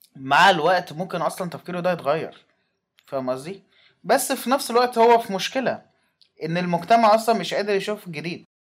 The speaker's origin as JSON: {"language": "Arabic", "country": "Egypt", "said": "كواحد مصري"}